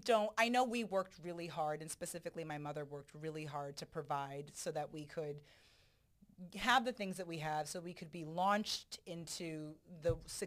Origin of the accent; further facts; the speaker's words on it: Jamaica; So I'm also Jamaican.